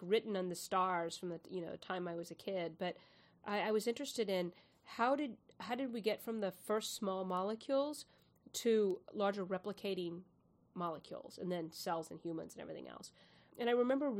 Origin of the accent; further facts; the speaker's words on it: Houston, Texas, United States; also born or lived in San Antonio, Texas; I grew up in Houston, Houston and San Antonio, and it's really hot there